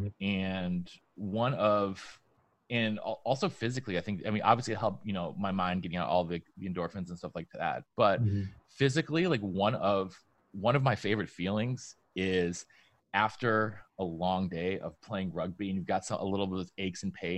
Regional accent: Vermont, United States; born there; also born or lived in New York / Denmark / New Hampshire; When I was growing up, I was born in Vermont, but we moved to upstate New York. Then we moved to Denmark. Then we moved back to upstate New York. Then we moved to New Hampshire.

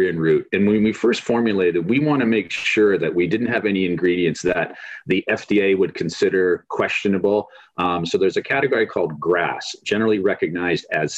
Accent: Canada; moved away; growing up in Canada, played hockey, football, baseball, loved them all

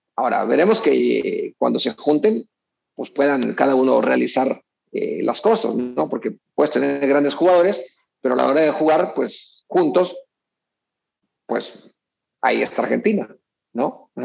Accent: Mexico; also born or lived in Culiacán; como mexicano

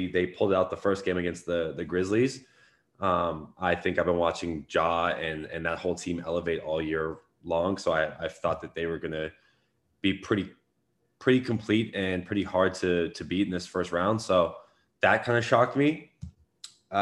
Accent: Los Angeles, California, United States; I grew up in Los Angeles. And being a kid in Los Angeles

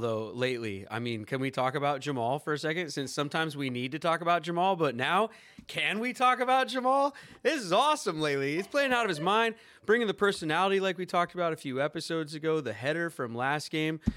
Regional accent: Edmonds, Washington, United States; moved away as an adult; also born or lived in New York / Los Angeles; born and raised in Edmonds, Washington

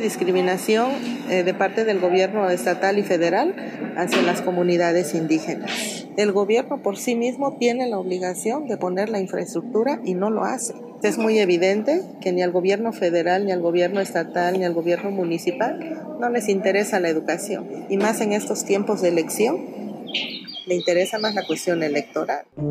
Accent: San Mateo del Mar, Oaxaca, Mexico; soy originaria de la comunidad de San Mateo del Mar, somos un pueblo originario del pueblo Icots

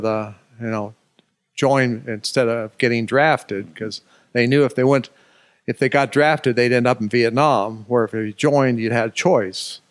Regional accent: Alaska, United States; moved away as an adult; also born or lived in Olympia, Washington; from age three to age eighteen in Alaska.

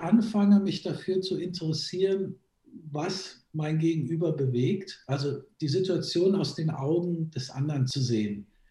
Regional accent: Germany; also born or lived in Graz, Austria (half Styrian by ancestry); ich bin zwar in Deutschland aufgewachsen, aber eben halber Steirer

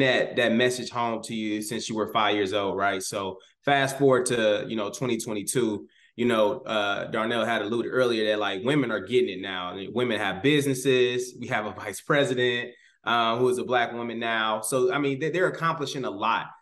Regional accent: Chicago, Illinois, United States; I grew up in Chicago

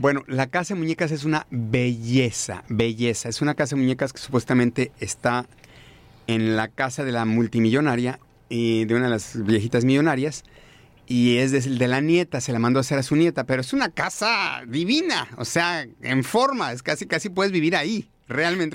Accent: Mexico; now in United States; los dos somos mexicanos

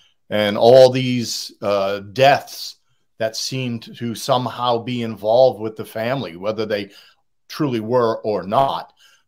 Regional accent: Boston, Massachusetts, United States; accent: Boston; moved away as an adult; also born or lived in the South; now in Charleston, United States; I'm a Bostonian by birth, but I've spent the last 40 years south of the Mason-Dixon line. So I've lived in the South longer than I lived in the North.

